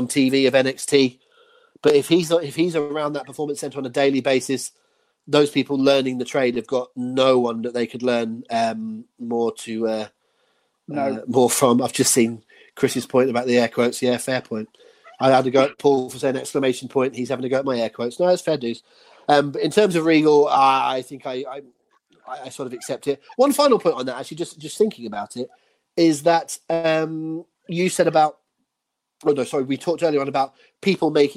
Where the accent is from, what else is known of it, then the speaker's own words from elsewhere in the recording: England, United Kingdom; I'm English